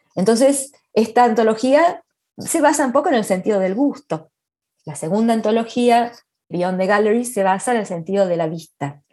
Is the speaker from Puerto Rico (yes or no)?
no; Argentina; moved away as an adult; also born or lived in Vancouver, Canada; now in Edmonton, Canada; me he pasado la mitad de mi vida en Argentina, menos de la mitad de mi vida en Argentina y un poquito más de la mitad de mi vida en Canadá